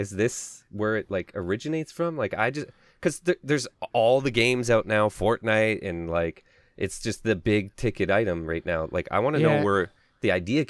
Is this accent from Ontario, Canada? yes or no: no; Alberta, Canada; I'm from Alberta